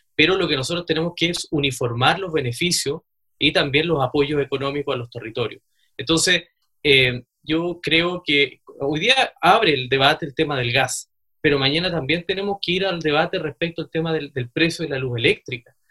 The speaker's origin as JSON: {"language": "Spanish", "region": "Aysén", "country": "Chile", "said": "nosotros somos de Aysén"}